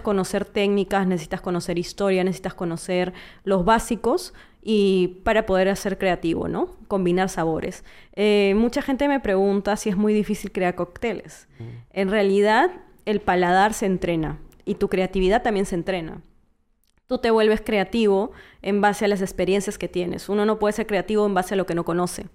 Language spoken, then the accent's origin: Spanish; Trujillo, La Libertad, Peru; moved away as an adult; now in Lima, Peru; yo soy de Trujillo, tengo cinco años viviendo en Lima y pasé casi la mayoría de, tiempo en, Trujillo